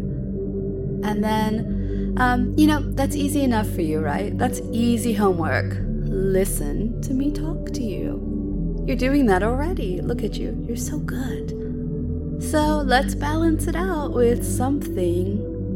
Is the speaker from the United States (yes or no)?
yes; United States; moved away as an adult; now in United Kingdom; I'm an American living in the UK